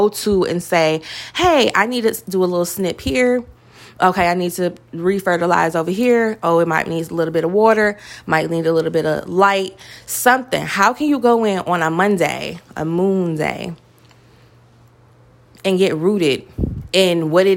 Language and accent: English; Detroit, Michigan, United States; I come from Detroit